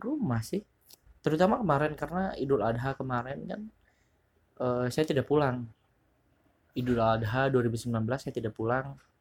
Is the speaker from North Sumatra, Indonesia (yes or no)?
no; West Java, Indonesia; moved away as an adult; now in Jakarta, Indonesia; saya orang Sunda dan saya tidak cocok untuk merantau